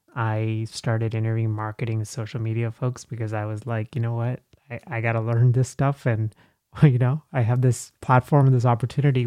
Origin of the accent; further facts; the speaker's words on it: Texas, United States; English is a second language; moved away as an adult; also born or lived in Dallas / Nashville; now in Philadelphia, United States; I'm from Texas